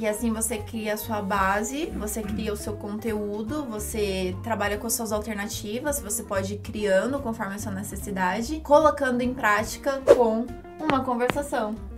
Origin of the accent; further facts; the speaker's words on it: Brazil; sono brasiliana